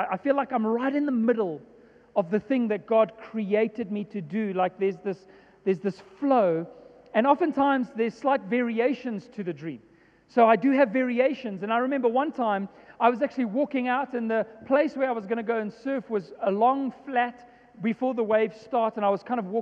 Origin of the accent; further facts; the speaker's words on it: Johannesburg, Gauteng, South Africa; I was born and raised in Joburg